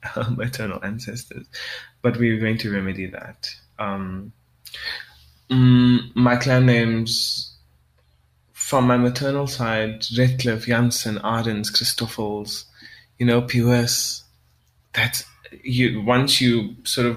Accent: South Africa; I'm a South African Creole

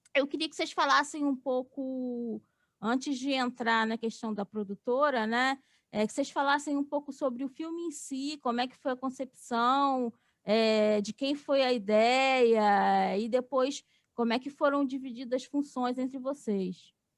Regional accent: Rio de Janeiro, Brazil; eu sou do Rio

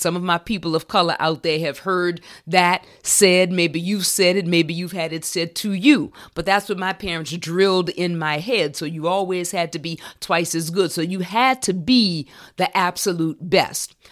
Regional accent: New Orleans, Louisiana, United States; I can remember being in first grade in Valina C. Jones Elementary School in my hometown of New Orleans.

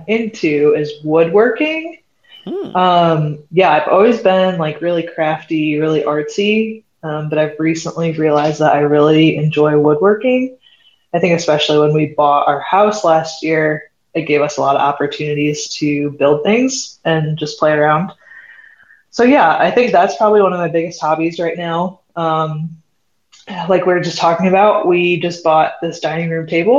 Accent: Wauseon, Ohio, United States; moved away as an adult; now in Bowling Green, United States; born and raised in Wauseon, Ohio

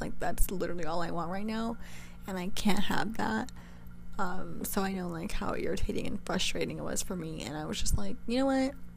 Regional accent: California, United States; moved away as an adult; now in New York, United States; I'm from California and I'm now going to school in New York

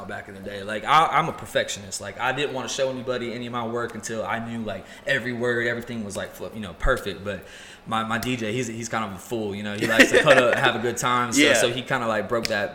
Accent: Paulding County, Georgia, United States; also born or lived in Charlotte, North Carolina; I grew up in Paulding County

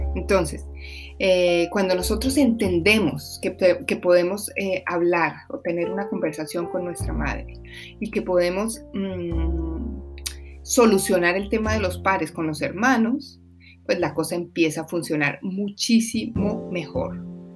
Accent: Colombia; moved away; mi país que se llama Colombia

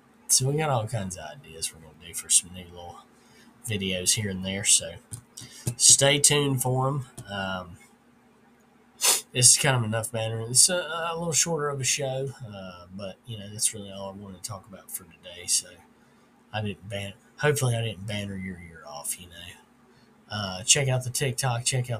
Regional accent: the South, United States; Or I grew up in the South, and that's the maintenance guy at our church.

